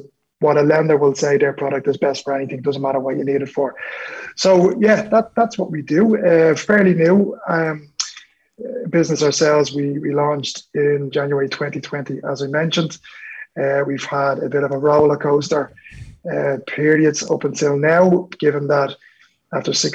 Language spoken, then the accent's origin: English; Dublin, Leinster, Ireland; I'm originally from Dublin 12